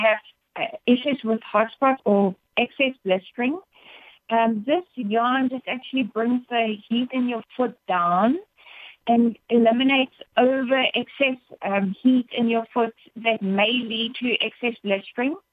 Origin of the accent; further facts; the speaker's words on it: South Africa; moved away as an adult; now in United States; I am proudly South African, but proud to be in the States. I've been very blessed to spend the past 10 years of my life with my husband and my two boys in the States